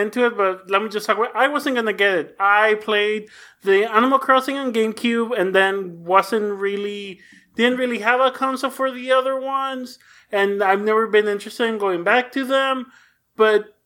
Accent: Mexico; English is a second language; I grew up in Mexico and learned English from watching TV

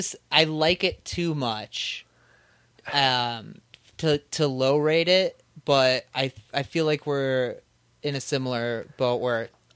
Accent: Indiana, United States; now in Chicago, United States; We started it in Chicago, and I am on my way out. I'm going over to Hoosier Land

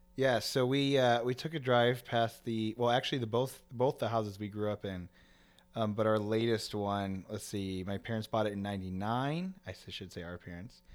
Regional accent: Aurora, Illinois, United States; moved away; also born or lived in Oswego, Illinois / Yorkville, Illinois; we grew up in Aurora, which is one town over

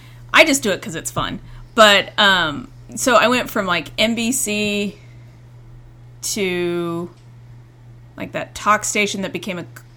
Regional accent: Indiana, United States; moved away; growing up in Indiana

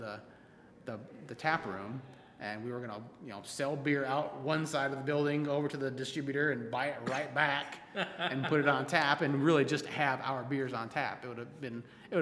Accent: Edmond, Oklahoma, United States; now in Oklahoma City, United States; I grew up in Edmond and went to high school in Edmond

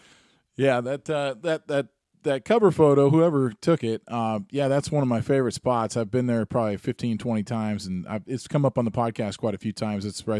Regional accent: Seattle, Washington, United States; you were doing one in Seattle not too long ago, and that's cool to me. And it's kind of my hometown

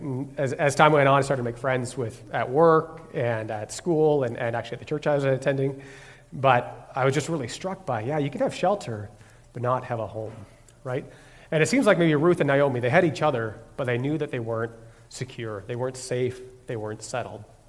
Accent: Ontario, Canada; moved away as an adult; also born or lived in Quebec City; I'm originally from Ontario, and when I finished school, I moved to Quebec City.

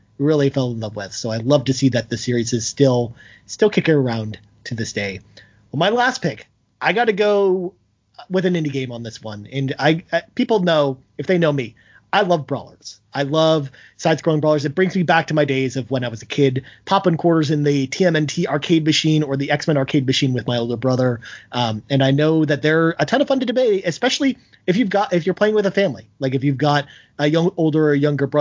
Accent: Toronto, Ontario, Canada; my hometown, Toronto, where I live

